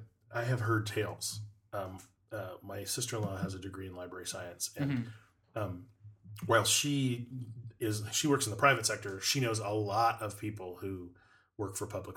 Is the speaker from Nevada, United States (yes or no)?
yes; Las Vegas, Nevada, United States; when I grew up in Vegas